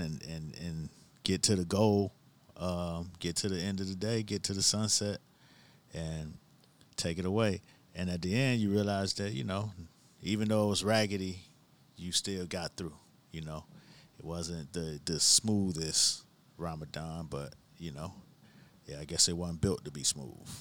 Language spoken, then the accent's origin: English; Miami, Florida, United States; growing up in Miami, you, you specifically knew when mango season was